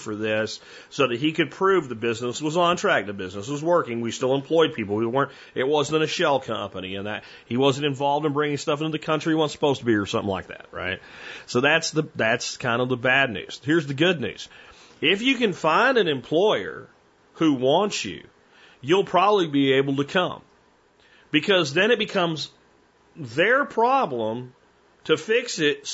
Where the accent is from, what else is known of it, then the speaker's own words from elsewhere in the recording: Pennsylvania, United States; moved away; when I was a kid growing up in Pennsylvania